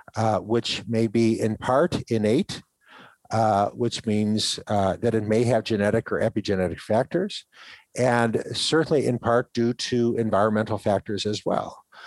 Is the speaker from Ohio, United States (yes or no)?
yes; Ohio, United States; when I grew up in Ohio